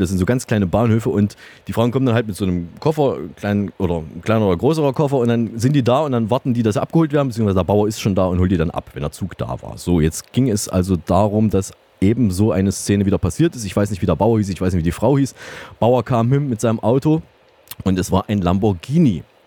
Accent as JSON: {"language": "German", "town": "Saalfeld", "region": "Thuringia", "country": "Germany", "tie": "born or raised there", "moved": "yes", "said": "in meiner Heimatstadt nach Saalfeld"}